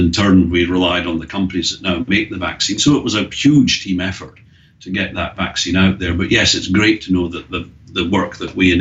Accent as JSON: {"language": "English", "region": "Scotland", "country": "United Kingdom", "moved": "yes", "lives_now": "Australia", "said": "we both had a little bit of a problem with the English language, me being Scottish"}